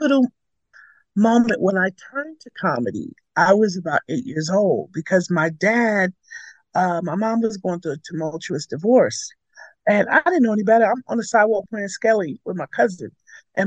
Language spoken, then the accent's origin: English; New York City, New York, United States; also born or lived in Connecticut / Coney Island; I was born in Brooklyn